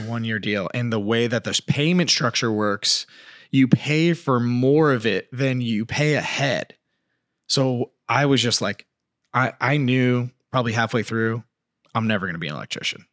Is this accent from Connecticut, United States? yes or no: yes; Colchester, Connecticut, United States; moved away as an adult; also born or lived in California; growing up in Colchester, Connecticut